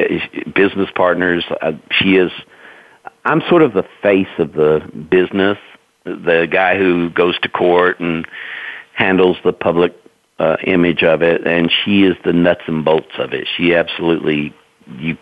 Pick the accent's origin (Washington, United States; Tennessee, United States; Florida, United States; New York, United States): Tennessee, United States; Knoxville; I'm a native East Tennessean. I was born and raised here in Knoxville